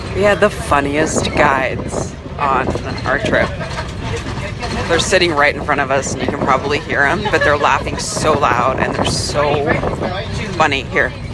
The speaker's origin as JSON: {"language": "English", "region": "Arizona", "country": "United States", "tie": "born or raised there", "said": "I grew up in Arizona where it's like hotter than hell"}